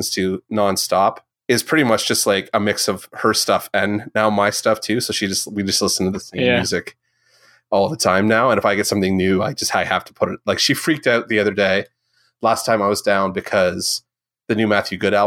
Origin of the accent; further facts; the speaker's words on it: Southern Ontario, Canada; we grew up in Southern Ontario.